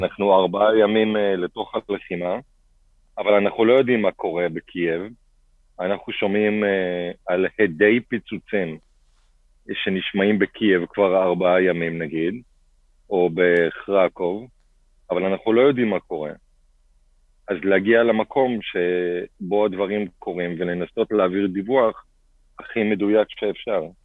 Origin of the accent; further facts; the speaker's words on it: Kfar Saba, Central District, Israel; also born or lived in Bat Yam; בתחילה בבת ים ואחר כך בכפר סבא.